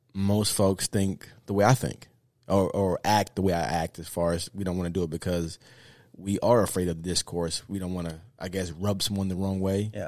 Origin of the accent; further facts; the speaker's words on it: the South, United States; I'm from the South